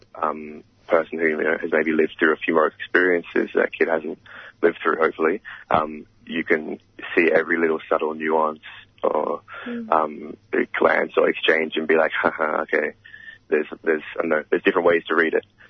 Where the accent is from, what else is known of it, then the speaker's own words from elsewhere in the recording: Australia; our reality as African Australians